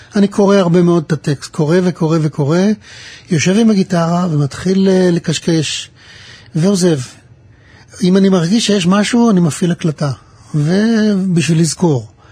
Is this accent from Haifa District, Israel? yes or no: yes; Pardes Hanna-Karkur, Haifa District, Israel; also born or lived in Mishmarot; אני נולדתי במשמרות, וגדלתי בפרדס חנה